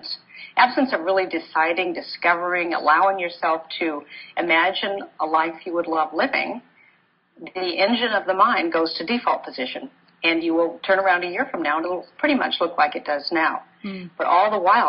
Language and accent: English; Portland, Oregon, United States; I grew up in Portland, Oregon